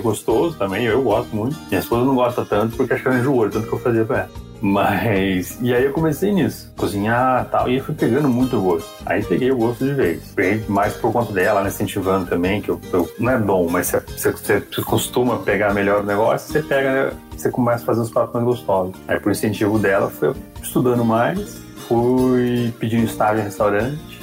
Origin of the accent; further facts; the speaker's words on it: Avaré, São Paulo, Brazil; moved away as an adult; now in Campinas, Brazil; eu nasci, eu e minha esposa, né, nascemos em Avaré, na verdade, que é bem mais pro interiorzão ali, perto de Bauru, Botucatu. E eu me mudei para Campinas para estudar